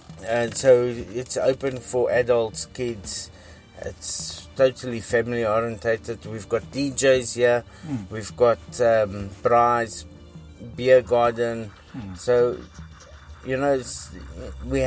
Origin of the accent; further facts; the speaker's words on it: Johannesburg, Gauteng, South Africa; I was born in Johannesburg, South Africa